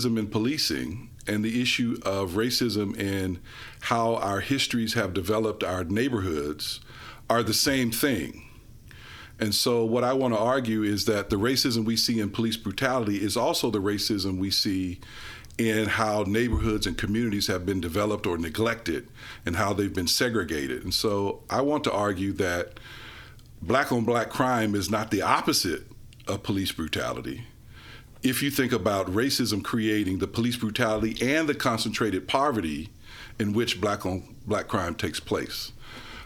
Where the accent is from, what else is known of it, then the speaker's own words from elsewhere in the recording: Memphis, Tennessee, United States; growing up in Memphis